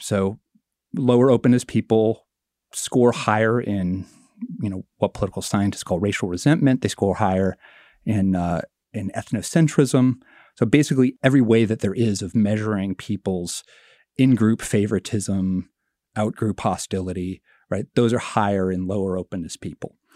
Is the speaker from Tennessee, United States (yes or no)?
no; Marshalltown, Iowa, United States; my hometown, Marshalltown, Iowa